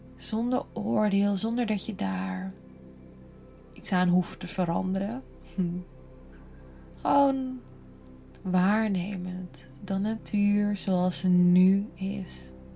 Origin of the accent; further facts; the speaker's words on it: Netherlands; wij als Nederlanders